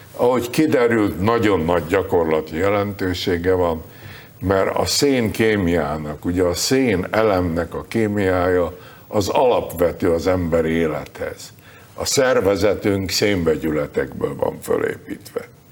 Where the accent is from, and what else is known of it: Budapest, Hungary; born or raised there; moved away as an adult; now in United States